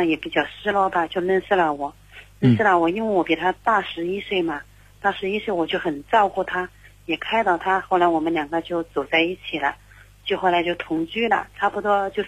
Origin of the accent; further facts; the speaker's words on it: Zhaoqing, Guangdong, China; 我是嗯，广东肇庆的。